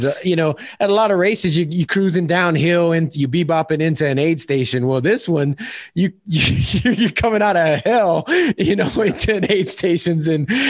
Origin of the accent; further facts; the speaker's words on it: Louisiana, United States; I'm from Louisiana. I'm used to humid heat